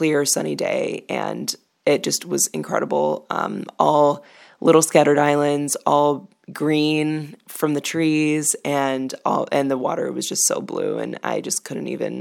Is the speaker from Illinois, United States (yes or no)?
yes; Chicago, Illinois, United States; I'm from Chicago